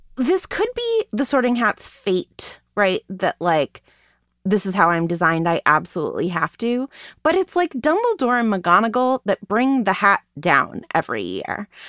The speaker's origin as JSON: {"language": "English", "country": "United States", "said": "being an American"}